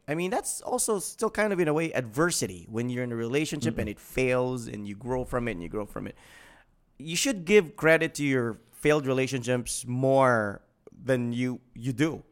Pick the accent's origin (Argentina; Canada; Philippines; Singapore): Philippines; Mindanao; we're from Mindanao